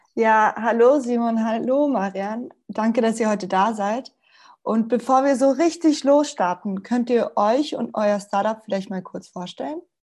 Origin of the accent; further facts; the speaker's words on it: Spain; now in Vienna, Austria; ich bin Spanierin und ich bin in der Sonne aufgewachsen und der Umzug hierher, der war tragisch